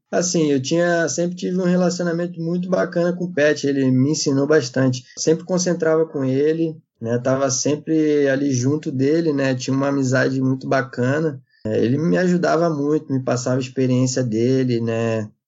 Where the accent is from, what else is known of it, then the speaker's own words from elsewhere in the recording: Rio de Janeiro, Brazil; also born or lived in São José dos Campos; eu sou natural de São José dos Campos, né? Mas minha família sempre morou no Rio de Janeiro, né? Então todos cariocas aí a galera pensa que eu sou carioca. Na verdade, meu pai na época jogava, também foi atleta, jogava no São José, então nasci lá, mas sempre ah, morei no Rio a maior parte da minha vida